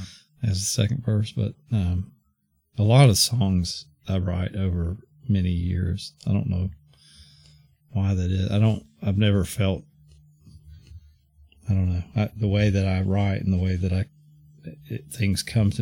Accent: Georgia, United States; moved away; also born or lived in East Coast; I grew up in Georgia and I've lived all over the East Coast now

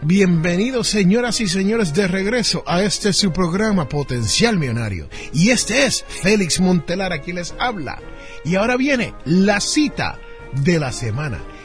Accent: Jersey City, New Jersey, United States; en mi barrio donde yo me crié, en Jersey City, New Jersey

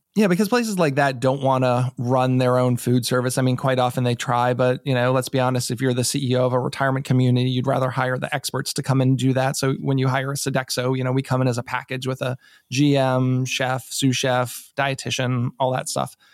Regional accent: New England, United States; now in Maryland, United States; I'm not from here. I'm from New England originally

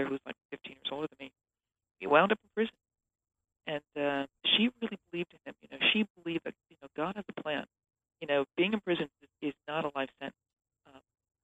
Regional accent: Minneapolis, Minnesota, United States; I grew up in Minneapolis, Minnesota, which is, it's just the heart of the Midwest

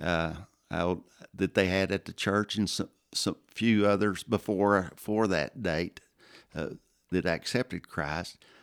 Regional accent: Plainview, Texas, United States; also born or lived in Azle, Texas / Lubbock, Texas; I grew up in Plainview, uh, grew up in the church, First Baptist Church of Plainview

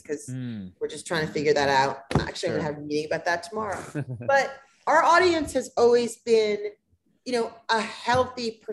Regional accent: United States; I'm American and I've lived it in America

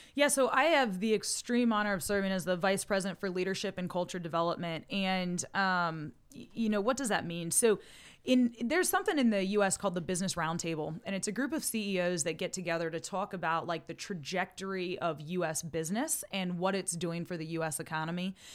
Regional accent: Montrose, Pennsylvania, United States; also born or lived in Ohio; being raised in Montrose, Pennsylvania

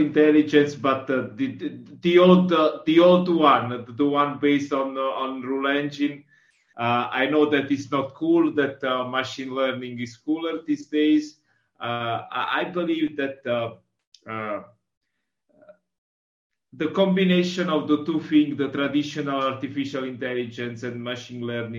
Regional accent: Southern Italy, Italy; now in Milan, Italy; I'm from Italy. I'm from South Italy, but I live in Milano

